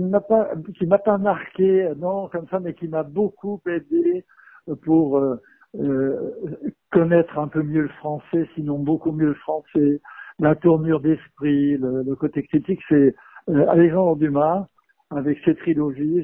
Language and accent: French; France; chez nous en France